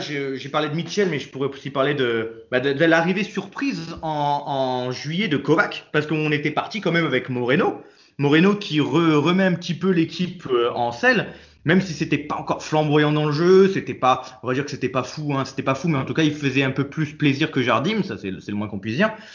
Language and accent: French; Nice, Provence-Alpes-Côte d'Azur, France; je suis né à Nice